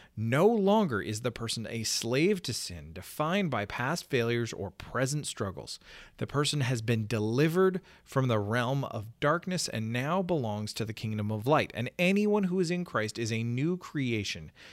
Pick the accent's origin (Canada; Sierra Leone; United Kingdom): Canada; moved away; my home country